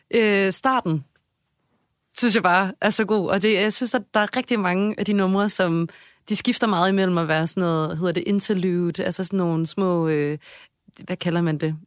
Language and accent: Danish; Odense, Southern Denmark, Denmark; accent: Funen (fynsk); also born or lived in Aarhus; now in Copenhagen, Denmark; selvom jeg er fra Odense, så var København ligesom mit hjem også